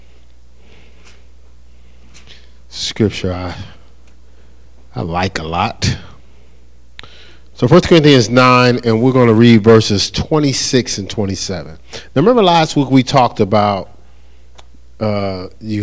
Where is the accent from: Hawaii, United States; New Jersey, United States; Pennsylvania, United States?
New Jersey, United States; I'm from New Jersey